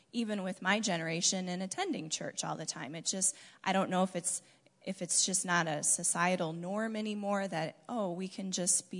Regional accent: Michigan, United States; I grew up in Michigan

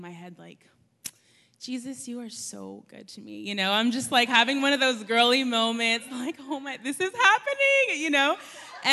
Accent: San Antonio, Texas, United States; moved away; I am from San Antonio, Texas, way far, far away from here

